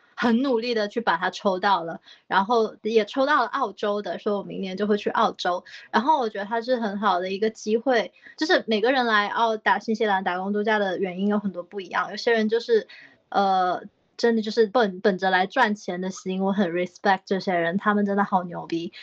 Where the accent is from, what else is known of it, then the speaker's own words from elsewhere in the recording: China; moved away as an adult; now in New Zealand; jasmine rice 就是我们中国人最爱吃的泰国香米